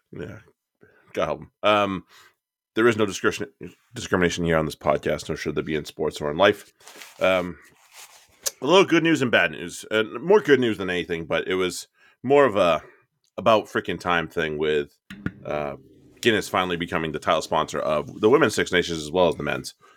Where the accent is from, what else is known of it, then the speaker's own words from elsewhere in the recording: United States; as an American